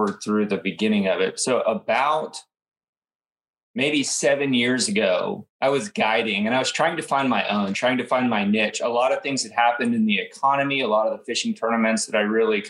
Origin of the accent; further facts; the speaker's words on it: Indian River, Florida, United States; I grew up on the Indian River, I had the best parents and I was homeschooled